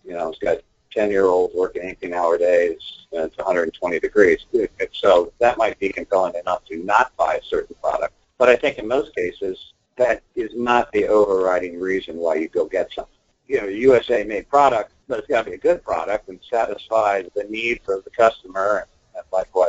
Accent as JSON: {"language": "English", "country": "Canada", "said": "well, I'm Canadian, so you know, why am I concerned about that?"}